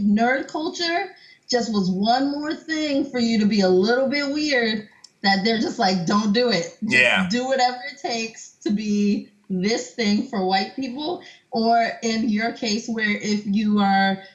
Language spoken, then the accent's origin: English; Montgomery County, Maryland, United States; I'm from Maryland. I grew up in Montgomery County, Maryland